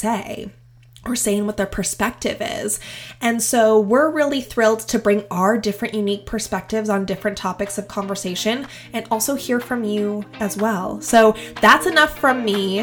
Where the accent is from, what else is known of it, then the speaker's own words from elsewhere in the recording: Pacific Northwest, United States; I've been born and raised in the Pacific Northwest